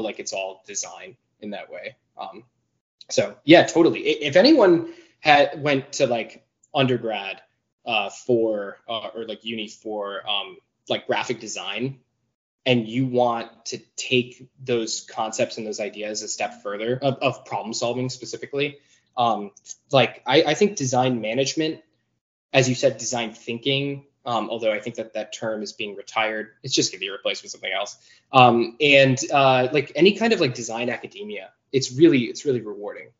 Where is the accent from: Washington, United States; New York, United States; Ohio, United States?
New York, United States; I actually grew up in New York, but my family is from New England